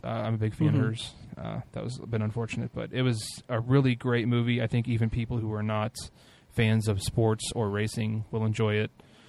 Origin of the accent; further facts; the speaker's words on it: Speedway, Indiana, United States; I was born and raised in Speedway, Indiana, which is I live about less than half a mile from the most famous racetrack in the world.